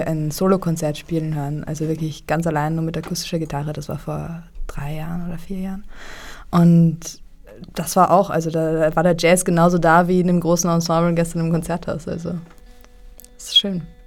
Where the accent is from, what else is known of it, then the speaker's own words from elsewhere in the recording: Vienna, Austria; ich bin so eine echte Wienerin, weil eigentlich meine Familie aus dem slawischen Bereich kommt.